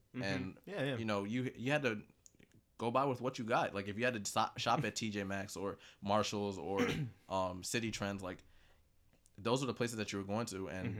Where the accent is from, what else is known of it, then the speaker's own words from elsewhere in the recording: Kenya; I think the biggest one was, of course, just being Kenyan.